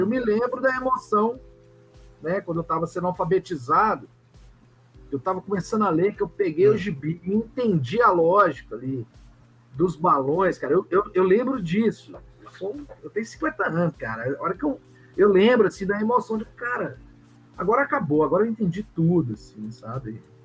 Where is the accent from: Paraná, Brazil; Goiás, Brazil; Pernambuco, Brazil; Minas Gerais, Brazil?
Goiás, Brazil; Goiânia; eu sou de Goiânia